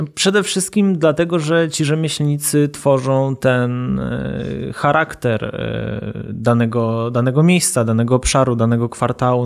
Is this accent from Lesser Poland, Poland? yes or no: yes; Kraków, Lesser Poland, Poland; ja się wychowałem na starym ruczaju